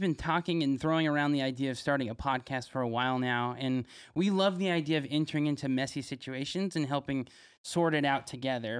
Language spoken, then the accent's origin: English; Fresno, California, United States; I grew up here in Fresno, went to Fresno Christian